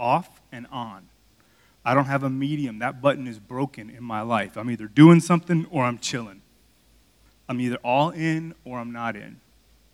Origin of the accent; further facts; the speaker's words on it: Miami, Florida, United States; moved away; I'm from Miami